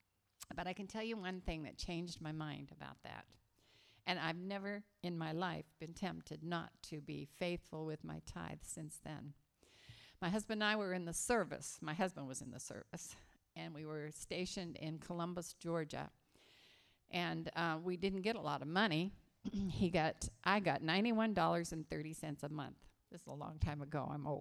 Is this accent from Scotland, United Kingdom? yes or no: yes; Scotland, United Kingdom; I am a Scottish girl. My parents were born in Glasgow.